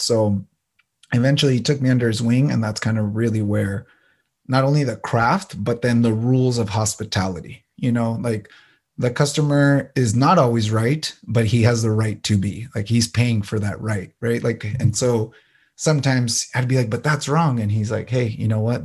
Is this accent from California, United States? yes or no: yes; San Diego, California, United States; also born or lived in El Paso, Texas / Ciudad Juarez (family); So I was born in El Paso, Texas, but came at a young age to San Diego. So I consider myself Tejano, but also San Diegan